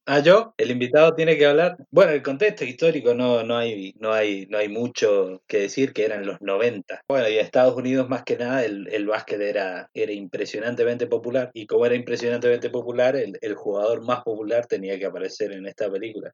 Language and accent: Spanish; Mendoza, Argentina; soy mendocino. Nací